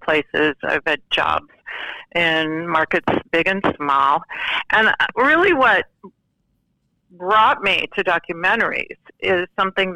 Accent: Santa Clarita, California, United States; my hometown in California, Santa Clarita.

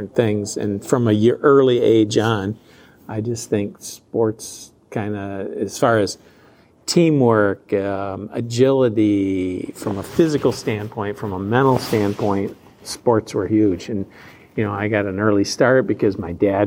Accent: Flat Rock, Michigan, United States; I grew up in Flat Rock downriver.

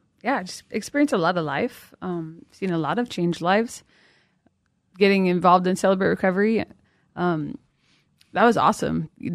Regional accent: Boise, Idaho, United States; also born or lived in Meridian, Idaho; I was born and raised in Boise, Idaho.

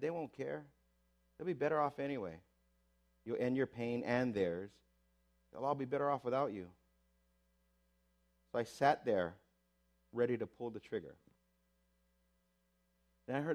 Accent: Waipahu, Hawaii, United States; I was raised in Waipahu, like most Filipinos

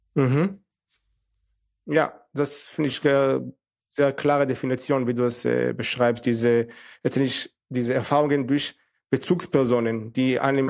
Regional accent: Northern District, Israel; German is a second language; moved away as an adult; now in Germany; ich musste auch zum Militär, also mit 18, von 18 bis 21, weil ich in Israel abgewachsen bin

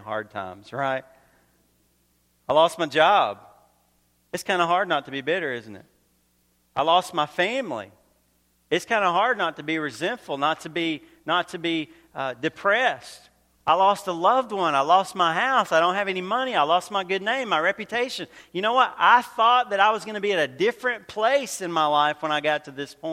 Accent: Georgia, United States; also born or lived in North Carolina; now in Queensbury, United States; originally I grew up in Georgia. I lived in North Carolina for a little while.

